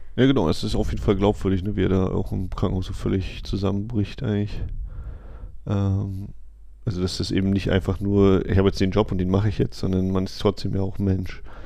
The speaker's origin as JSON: {"language": "German", "country": "Germany", "said": "als Deutscher"}